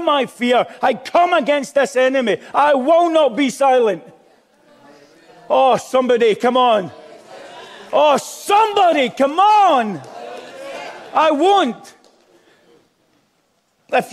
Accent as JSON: {"language": "English", "town": "Glasgow", "region": "Scotland", "country": "United Kingdom", "said": "I'm Glaswegian"}